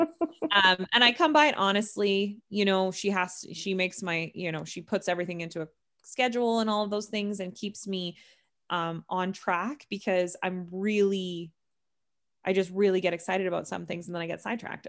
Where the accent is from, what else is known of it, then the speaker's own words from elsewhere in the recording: Canada; We're both Canadian